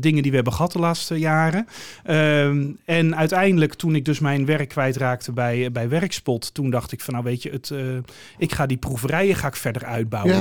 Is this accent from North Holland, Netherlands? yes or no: yes; Breezand, North Holland, Netherlands; now in Alkmaar, Netherlands; Ik ben er niet geboren, ik ben er opgegroeid. Vanaf mijn uh, anderhalf of zo eh, wonen we daar